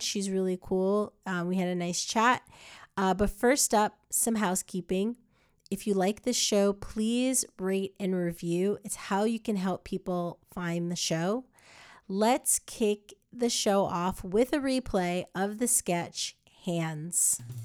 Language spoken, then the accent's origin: English; United States; moved away as an adult; also born or lived in New Jersey / New York; now in California, United States; I'm from New Jersey in New York